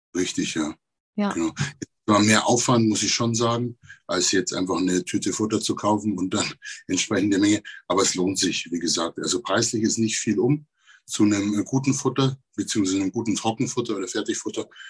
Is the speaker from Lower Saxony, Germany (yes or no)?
no; Neumarkt in der Oberpfalz, Bavaria, Germany; ich bin aus Neumarkt in der Oberpfalz